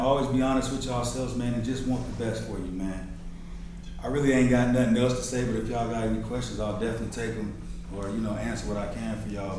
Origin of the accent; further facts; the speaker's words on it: Colorado, United States; I'm a kid from Colorado